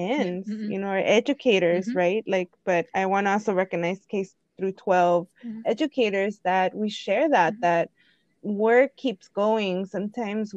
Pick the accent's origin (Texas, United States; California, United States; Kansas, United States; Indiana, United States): California, United States; Inglewood; I grew up in Inglewood, California.